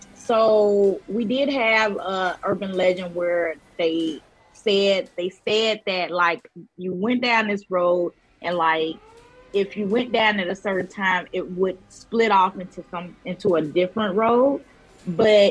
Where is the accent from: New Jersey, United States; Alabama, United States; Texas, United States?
Alabama, United States; I'm from Alabama